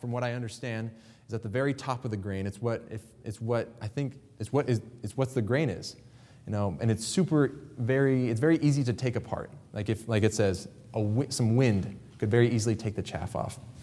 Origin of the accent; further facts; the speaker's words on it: Kansas, United States; I grew up in Kansas